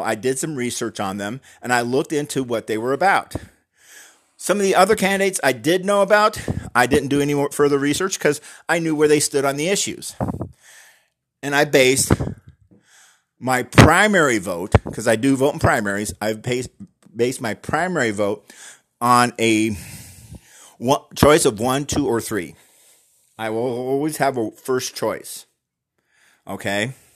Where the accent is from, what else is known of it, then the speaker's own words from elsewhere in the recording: United States; We're Americans